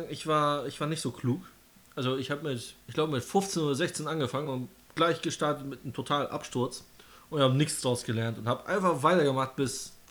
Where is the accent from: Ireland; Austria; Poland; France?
Poland; now in Berlin, Germany; Ich komme aus Polen.